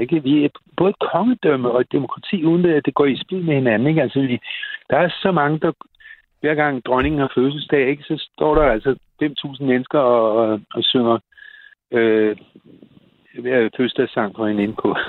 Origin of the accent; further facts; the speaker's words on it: Copenhagen, Capital Region of Denmark, Denmark; os københavnere